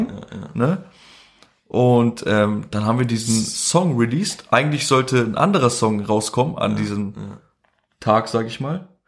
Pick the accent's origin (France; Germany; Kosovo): Kosovo; first language Albanian; wir nennen uns halt Ashkali. Äh, das ist so eine Minderheit, die, wir kommen ursprünglich halt ähm, aus dem Ägypten, ne? Und sind halt dann angesiedelt in Kosovo, deswegen sprechen wir auch Albanisch, ne?